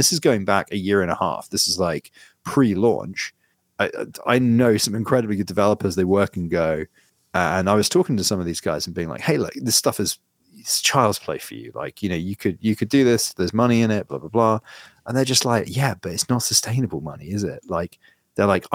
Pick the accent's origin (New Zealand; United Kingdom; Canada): United Kingdom; being British